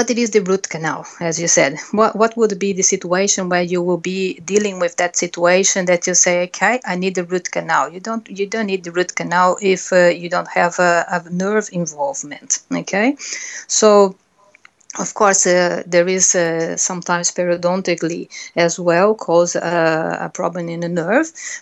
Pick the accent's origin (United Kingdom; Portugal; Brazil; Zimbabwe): Brazil; English is a second language; moved away; I'm a Brazilian. Unfortunately, I think it's some of the words, my accent will not change.